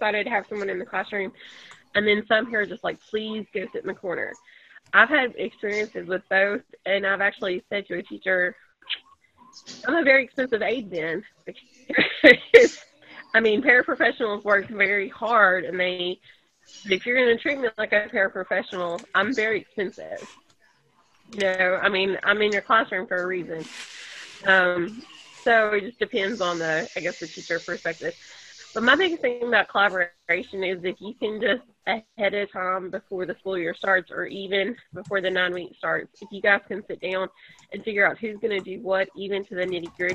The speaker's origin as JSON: {"language": "English", "region": "Georgia", "country": "United States", "tie": "born or raised there", "also_born_or_lived": "Kentucky", "moved": "as an adult", "lives_now": "Fort Payne, United States", "said": "But I'm from the South, or I grew up in Georgia, and I teach in Georgia"}